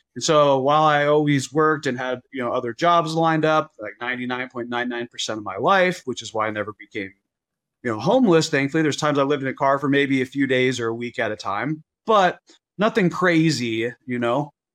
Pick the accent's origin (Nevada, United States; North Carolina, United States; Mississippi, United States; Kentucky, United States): Nevada, United States; Las Vegas; I was born in Vegas